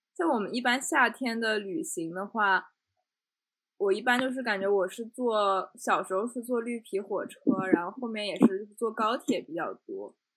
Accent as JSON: {"language": "Chinese", "region": "Shanghai", "country": "China", "said": "跟我们上海看到的那种不太一样"}